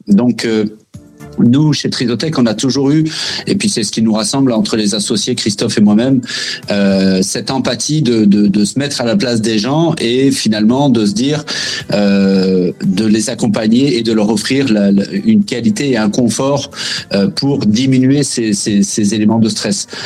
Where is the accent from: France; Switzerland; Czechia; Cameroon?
France; moved away as an adult; now in Quebec, Canada; je me suis inscrit vraiment pour construire ma vie au Québec euh, en tant que Français